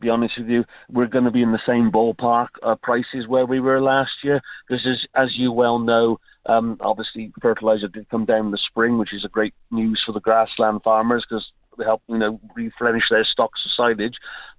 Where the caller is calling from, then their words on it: Wales, United Kingdom; Yeah, I'm actually speaking from North Wales today.